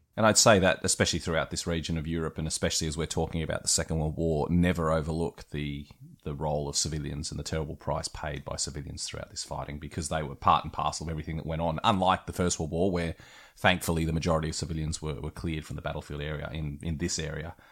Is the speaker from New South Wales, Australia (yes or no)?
yes; West Wyalong, New South Wales, Australia; moved away; being from a small country town myself, hello to West Wyalong out in New South Wales